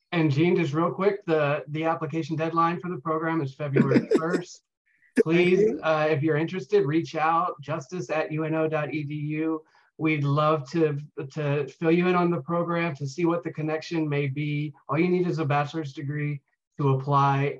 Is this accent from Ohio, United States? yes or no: no; York, Pennsylvania, United States; I uh, grew up in York, Pennsylvania